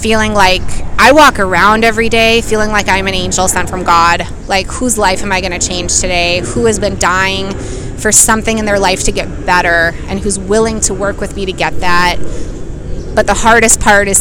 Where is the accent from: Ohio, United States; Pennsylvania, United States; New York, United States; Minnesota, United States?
Minnesota, United States; Minneapolis; I'm from Minneapolis, Minnesota.